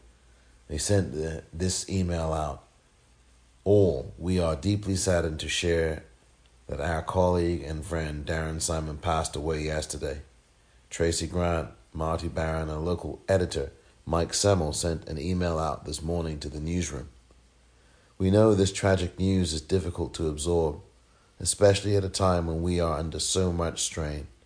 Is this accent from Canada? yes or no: no; England, United Kingdom; just as I am from England